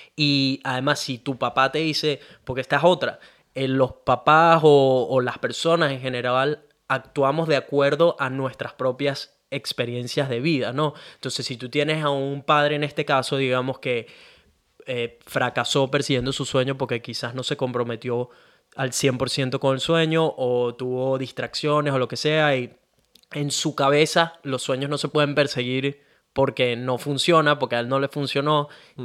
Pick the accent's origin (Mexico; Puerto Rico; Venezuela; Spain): Venezuela; moved away as an adult; now in Australia; yo nací en Venezuela